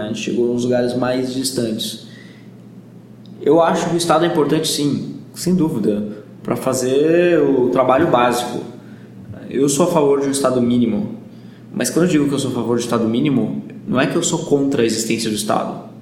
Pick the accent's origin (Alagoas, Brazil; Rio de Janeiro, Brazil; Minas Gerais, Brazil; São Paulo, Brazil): São Paulo, Brazil; Bragança Paulista; also born or lived in Jordan; eu sou de Bragança Paulista, no interior de São Paulo